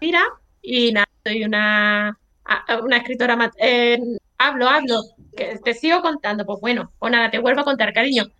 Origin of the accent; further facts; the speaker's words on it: Algeciras, Andalusia, Spain; soy de Algeciras